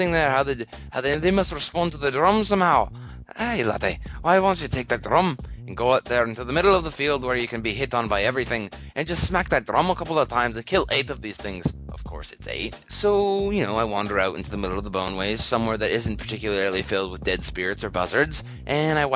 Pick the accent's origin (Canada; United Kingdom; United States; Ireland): Canada; Canada, my hometown